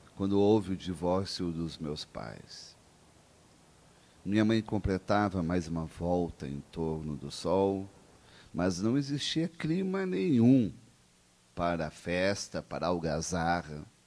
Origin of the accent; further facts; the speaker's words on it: Caxias do Sul, Rio Grande do Sul, Brazil; Caxias do Sul, minha terra natal